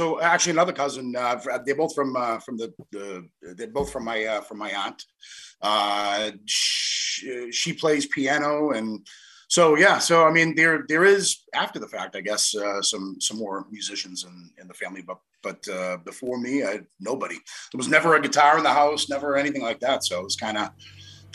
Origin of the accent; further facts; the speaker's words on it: Chelsea, Massachusetts, United States; moved away as an adult; also born or lived in Montreal; I was born in Chelsea